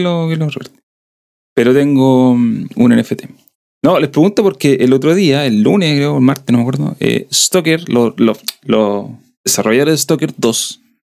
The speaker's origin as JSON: {"language": "Spanish", "region": "southern Chile", "country": "Chile", "accent": "sureño (southern Chilean)", "said": "tengo el que tengo, el que es de acá sureño de toda mi vida, que ni siquiera sé si es muy sureño"}